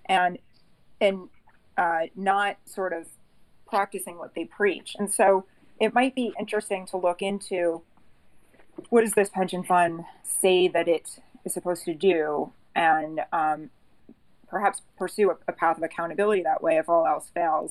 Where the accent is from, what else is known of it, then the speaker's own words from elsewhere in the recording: New York, United States; moved away as an adult; now in West Palm Beach, United States; I'm a New Yorker